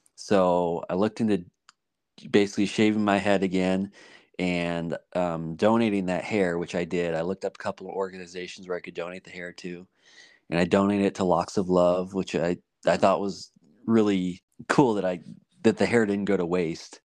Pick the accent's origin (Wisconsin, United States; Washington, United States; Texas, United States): Washington, United States; moved away; also born or lived in Montana; I used to live in Washington